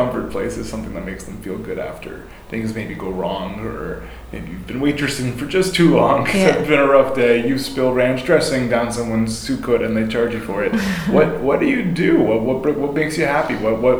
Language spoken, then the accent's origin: English; Long Island, New York, United States; also born or lived in Northeast Ohio; I'm from Long Island. Like I've gone to Long Island beaches forever